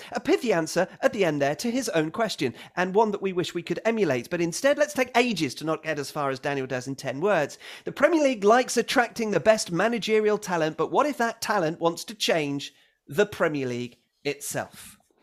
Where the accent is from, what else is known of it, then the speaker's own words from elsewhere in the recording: United Kingdom; as a British person